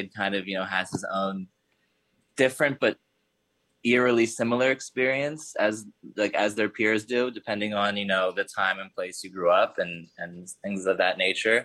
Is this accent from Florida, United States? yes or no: no; Hershey, Pennsylvania, United States; also born or lived in Philadelphia; I was raised in Hershey, Pennsylvania